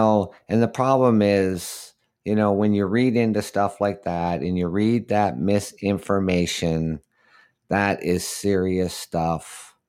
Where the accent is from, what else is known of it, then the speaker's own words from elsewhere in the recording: Canada; Of course, I'm Canadian.